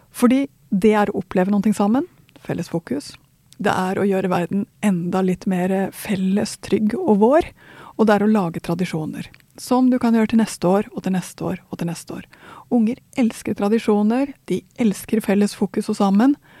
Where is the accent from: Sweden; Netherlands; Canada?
Sweden; now in Norway; nå er jeg svensk